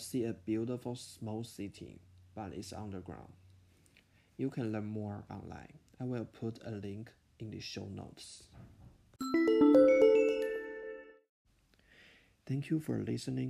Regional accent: Taiwan; English is a second language; now in Winnetka, United States; I'm from Taiwan. I have lived in the US for almost 2 years.

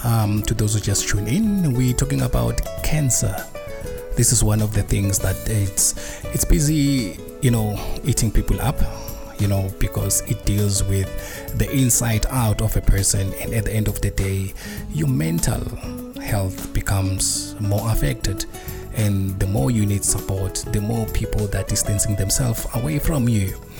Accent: South Africa; So these are the things that, you know, as a South African, you need to look at them and see how you can, you know, you can break it down.

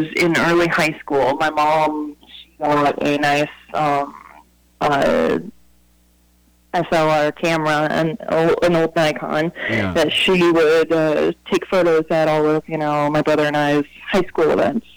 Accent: Gladwin County, Michigan, United States; moved away as an adult; also born or lived in West Virginia / Coolville, Ohio; now in Athens, United States; when I was about 4 years old, my family moved up to Michigan, where I spent all of my life until January

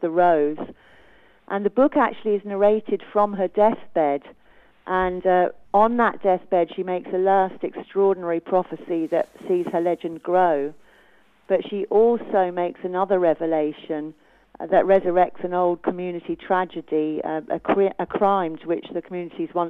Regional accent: Brighton, South East England, United Kingdom; moved away as an adult; now in Ireland; I'm second generation Irish, so I was born in Brighton in England, but to my two Irish parents.

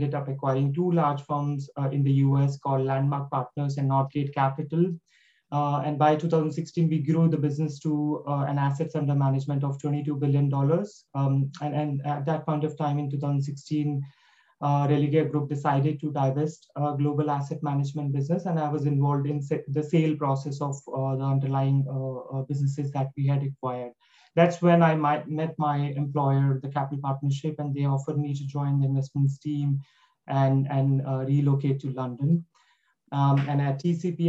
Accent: India; moved away; I'm from India. I've done my education and education from University of Delhi

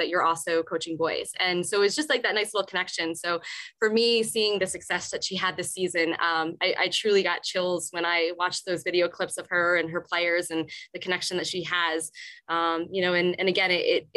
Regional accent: Morristown, New Jersey, United States; I grew up in Morristown, New Jersey, about 15, 20 minutes from where I teach now

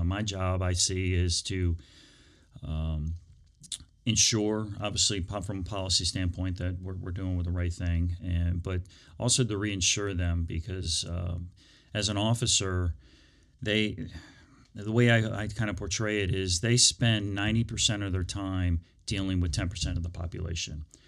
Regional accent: Prince William County, Virginia, United States; I grew up in Prince William County.

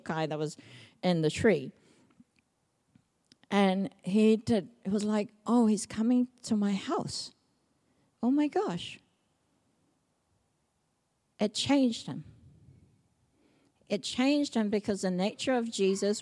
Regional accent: Samoa; now in New Zealand; I grew up in Samoa

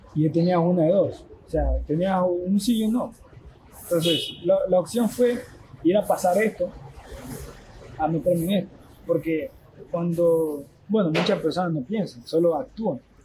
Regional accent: Esmeraldas, Ecuador; moved away; also born or lived in Quito; desde que yo salí de Esmeralda, desde que ah, me fui a Quito

